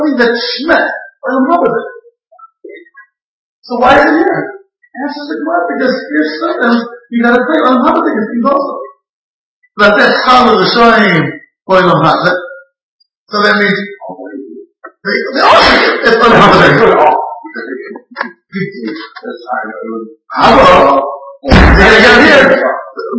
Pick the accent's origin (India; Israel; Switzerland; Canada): Israel; I grew up in Israel for 40 years